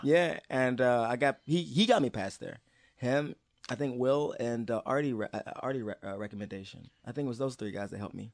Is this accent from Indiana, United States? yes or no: no; Maryland, United States; I'm from Maryland